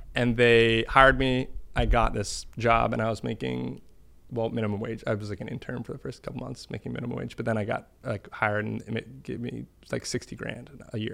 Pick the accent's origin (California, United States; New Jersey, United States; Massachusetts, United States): Massachusetts, United States; Boston; moved away; grew up in Boston